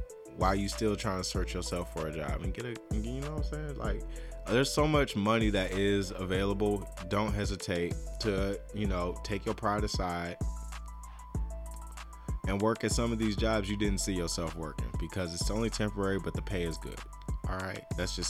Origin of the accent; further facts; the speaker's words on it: United States; I take a lot of pride in being American, honestly. I really do. Even if America shits on me because I'm a black American